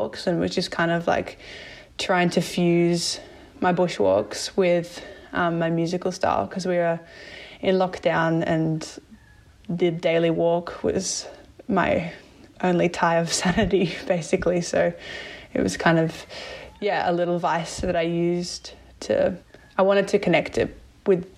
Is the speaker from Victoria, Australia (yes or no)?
no; Blue Mountains, New South Wales, Australia; now in Wollongong, Australia; I'm originally from the Blue Mountains and currently living in Wollongong